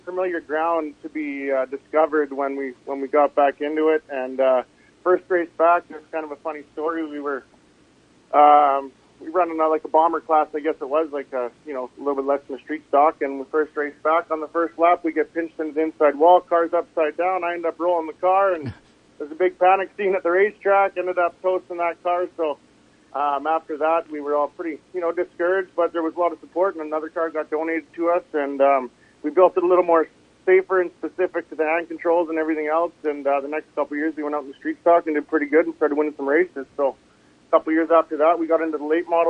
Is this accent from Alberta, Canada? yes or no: no; Quesnel, British Columbia, Canada; Quinnell, BC is my hometown. Spent a lot of time growing up here racing